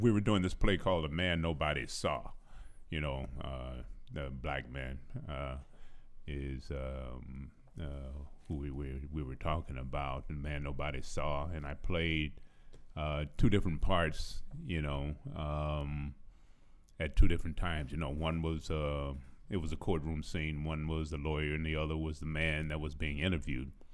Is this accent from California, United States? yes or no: yes; San Francisco, California, United States; also born or lived in Houston; I was born in Houston, but I was raised in San Francisco